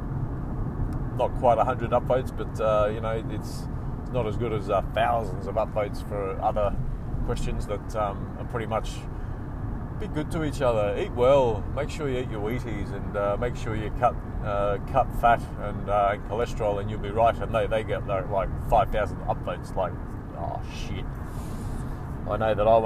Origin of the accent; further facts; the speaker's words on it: Australia; I represented Australia in triathlon in 1999